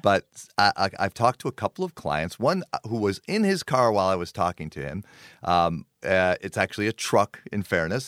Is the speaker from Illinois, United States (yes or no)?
yes; Park Ridge, Illinois, United States; I grew up in Park Ridge.